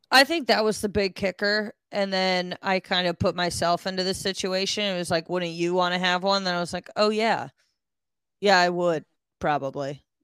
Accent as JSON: {"language": "English", "region": "Connecticut", "country": "United States", "also_born_or_lived": "Texas", "moved": "as an adult", "said": "in Connecticut, we don't use those"}